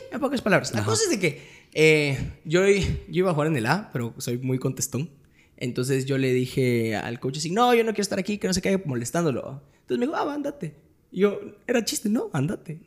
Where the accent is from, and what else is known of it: Guatemala